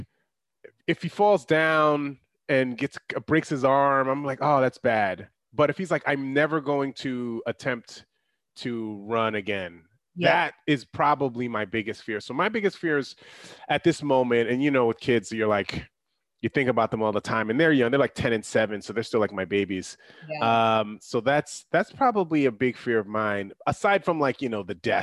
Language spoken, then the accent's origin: English; New York, United States; I'm a New Yorker